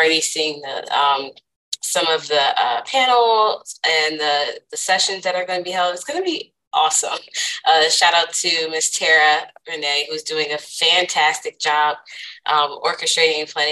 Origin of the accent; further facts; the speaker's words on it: Culver City, California, United States; moved away as an adult; also born or lived in Philadelphia / New York; I grew up, born and raised in Southern California. I went to school at Culver City